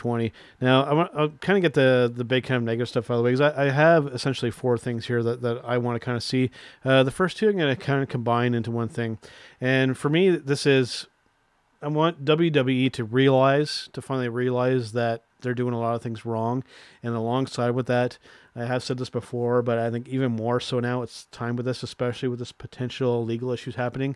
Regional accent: Canada; us being Canadian wrestling fans

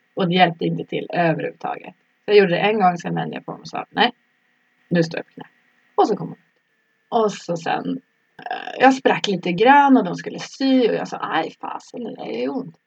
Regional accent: Norrland, Sweden; moved away as an adult; also born or lived in Stockholm; now in Solna, Sweden; Jag är från Norrland jag har bott i Stockholm sedan jag var kanske 19 eller någonting sånt.

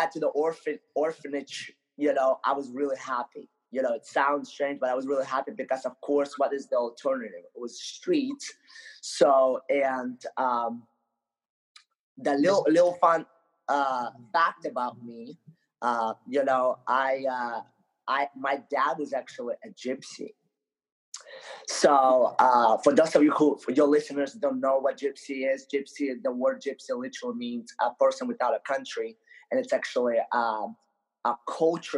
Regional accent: Ukraine; moved away; also born or lived in Moldova; I grew up most of my life in Ukraine. So I actually was born in a little country in Europe called Moldova, but I grew up in Ukraine

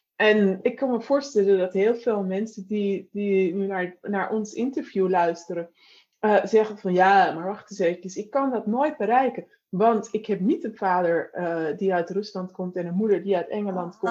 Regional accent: North Holland, Netherlands; ik kom uit, het, uit, zeg maar uit Noord-Holland

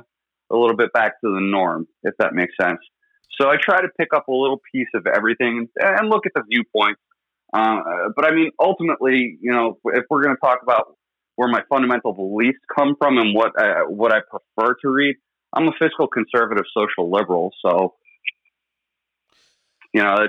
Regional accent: New York, United States; I grew up in New York, and the New York that exists today versus when I was growing up it's day and night.

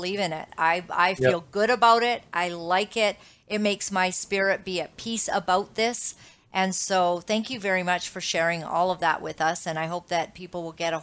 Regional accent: Canada; I am Canadian. I am a dual citizen of America as well, but my children are here

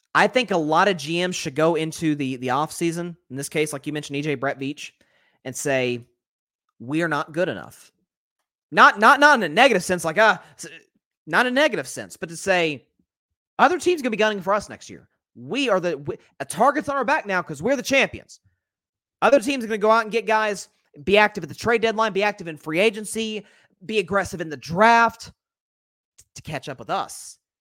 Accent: United States; I'm an American

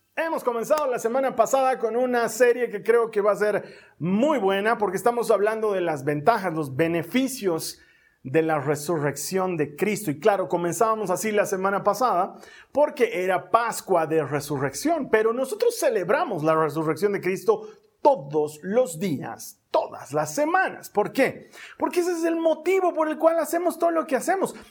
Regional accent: Bolivia; Así le llamamos aquí en Bolivia

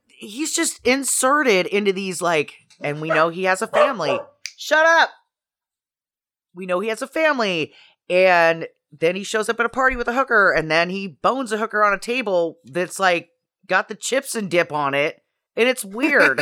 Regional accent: Idaho, United States; moved away; I'm from Idaho

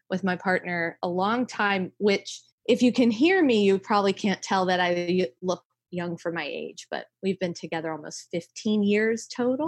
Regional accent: South Carolina, United States; now in New York City, United States; I grew up in South Carolina

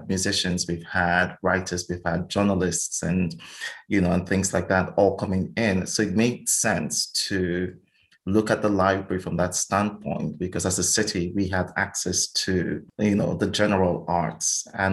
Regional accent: Nigeria; moved away as an adult; now in Sweden; I grew up and lived in Nigeria

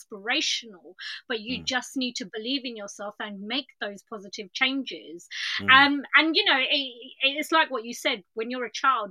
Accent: Ilford, London, United Kingdom; I'm from East London as well

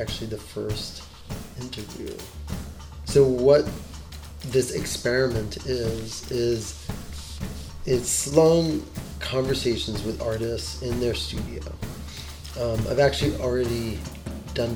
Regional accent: New York, United States; I grew up in New York

